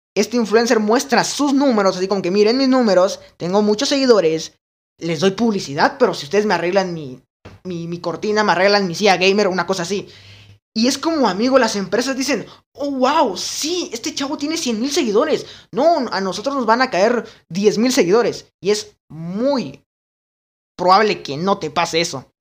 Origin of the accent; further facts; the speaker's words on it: Guatemala; en mi país, Guatemala